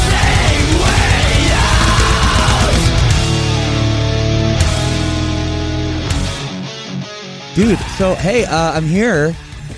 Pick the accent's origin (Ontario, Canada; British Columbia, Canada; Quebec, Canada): Ontario, Canada; Oakville; It was Oakville, Ontario, Canada. My hometown